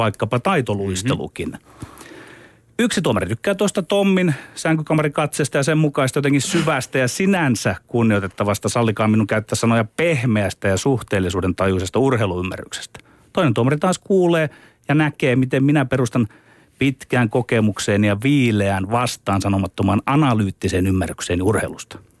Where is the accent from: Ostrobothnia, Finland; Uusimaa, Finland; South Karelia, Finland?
Ostrobothnia, Finland; meillä Pohjanmaalla on tapana